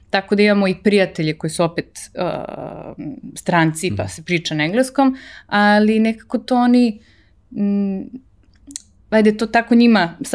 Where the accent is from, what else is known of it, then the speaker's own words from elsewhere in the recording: Belgrade, Serbia; moved away; also born or lived in Switzerland / Italy / United States; 38 godina. Ovaj, rođena sam u Beogradu, živela u Švajcarskoj, Italiji, Americi, vraćala se u Srbiju jednom, pa drugi put sada.